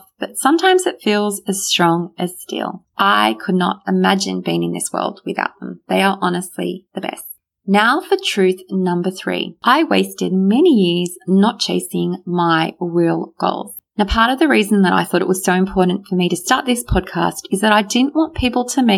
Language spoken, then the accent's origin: English; Australia; English is a second language; I actually went to school even not knowing how to speak a word of English, even though I was born here in Australia